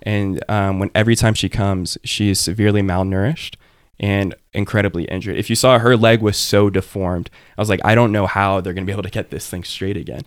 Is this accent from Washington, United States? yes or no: no; Cypress, Texas, United States; I grew up in a suburb of Houston. You know, I grew up in Cyprus